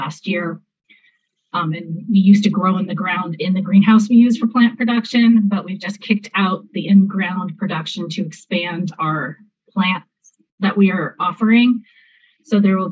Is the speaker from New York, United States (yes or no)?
no; Southern California, United States; I'm from California, actually Southern California.